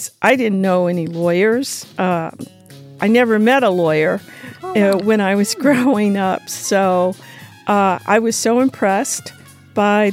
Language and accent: English; Washington, District of Columbia, United States; moved away as an adult; also born or lived in Cambridge, Massachusetts / Detroit; I grew up in Washington, D.C.